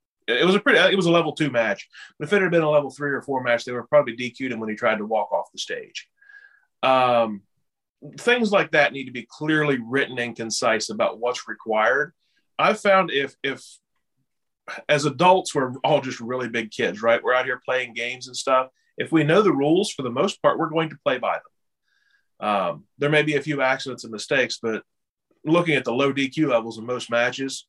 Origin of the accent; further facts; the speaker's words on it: West Virginia, United States; I am from West Virginia